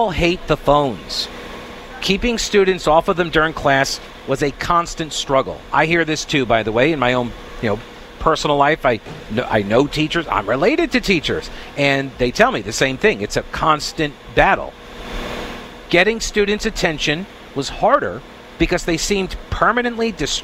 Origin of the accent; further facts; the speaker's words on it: Long Island, New York, United States; I'm from Long Island.